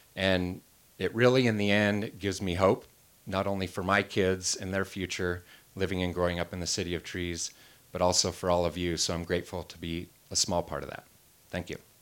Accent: Wenatchee, Washington, United States; also born or lived in Seattle; I moved out of Wenatchee, went off to college, eventually got married, and I was working as a wildland firefighter and land manager and really enjoying my hometown again, moved back home

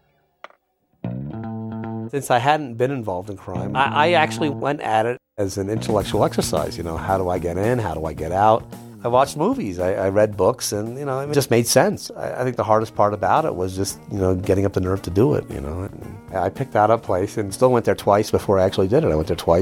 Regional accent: New York City, New York, United States; moved away as an adult; also born or lived in California; I grew up in the Upper West Side of Manhattan.

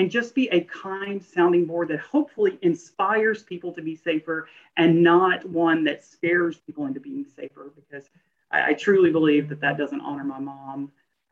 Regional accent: Little Rock, Arkansas, United States; We are from the Little Rock, Arkansas area

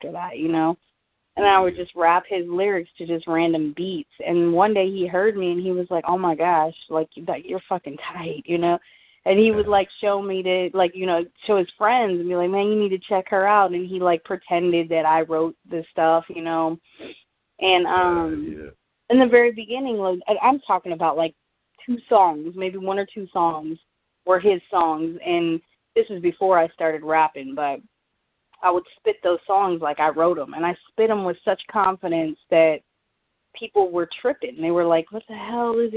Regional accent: California, United States; also born or lived in Colorado Springs, Colorado; I was born in Colorado Springs. I don't remember any of it. Moved to California when I was 3.

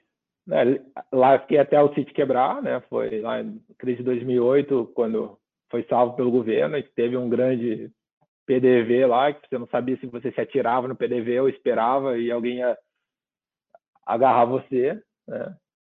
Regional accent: Rio Grande do Sul, Brazil; como bom gaúcho, um bom churrasco

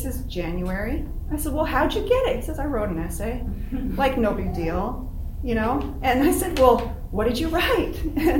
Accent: Arizona, United States; also born or lived in California; I was born in California, and I moved to Arizona when I was 4 years old. I started my first day of school about 3 months later, and I never felt like I fit in.

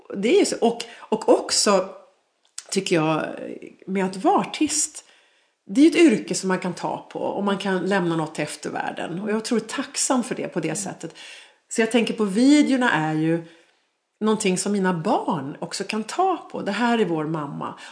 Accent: Sweden; also born or lived in Dubai; Så jag föddes i Sverige

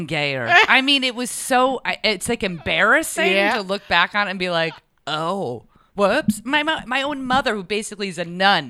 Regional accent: Rhode Island, United States; born or raised there; also born or lived in New York / Manhattan; now in Los Angeles, United States

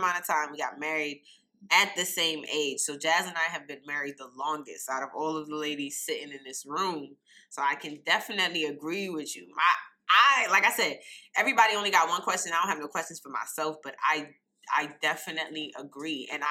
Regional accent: New York, United States; I'm from New York

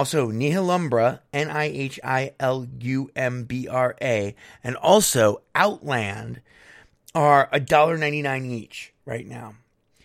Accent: United States; I'm American

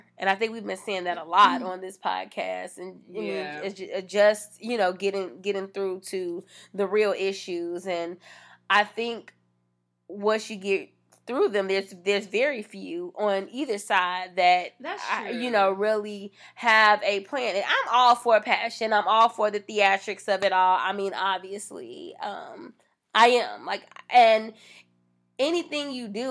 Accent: United States

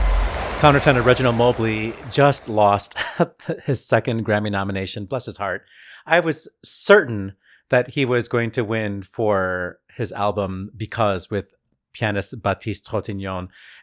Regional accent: Chicago, Illinois, United States; Sorry, as a Chicagoan

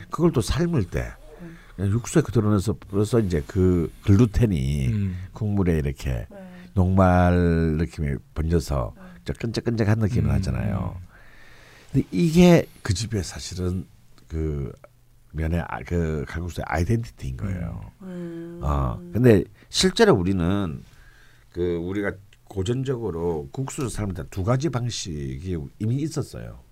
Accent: Busan, South Korea; now in Seoul, South Korea; 칼국수의 오리지널 동네인 부산 출신이잖아요

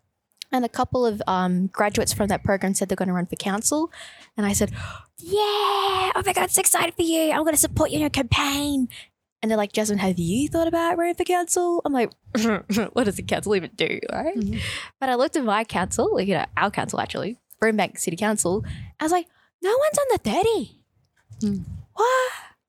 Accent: Braybrook, Victoria, Australia; So I grew up in Bray my entire life. I was actually born in Sunshine Hospital.

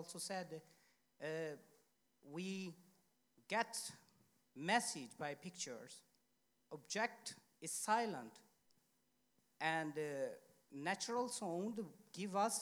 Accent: Pakistan; now in Sweden; I'm a journalist from Pakistan, based in Sweden.

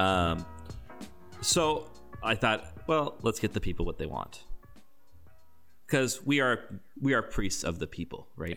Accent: Canada; I'm a Canadian

